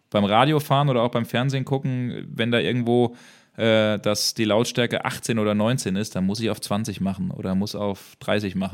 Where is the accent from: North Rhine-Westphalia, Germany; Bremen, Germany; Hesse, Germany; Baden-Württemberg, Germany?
Bremen, Germany; ja gut, Werder Bremen ist meine Jugendliebe. Ich bin Bremer